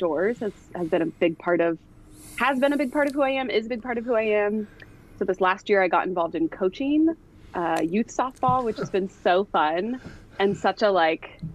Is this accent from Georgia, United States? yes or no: no; Davis, California, United States; also born or lived in Sacramento, California / Washington; I grew up in Davis, spent most of my years there.